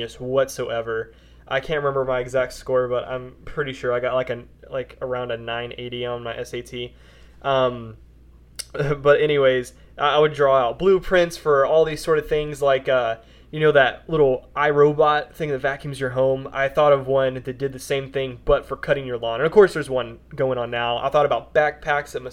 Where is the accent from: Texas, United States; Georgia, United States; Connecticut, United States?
Texas, United States; Wichita Falls; also born or lived in Olney, Texas; I pretty much grew up in Wichita Falls, a little bit bigger town here in Texas